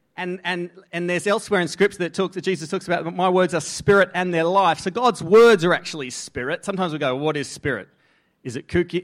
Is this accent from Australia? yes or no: yes; Australia; accent: Aussie; first language English; I grew up in an environment that was fed into me. The inputs were English or Aussie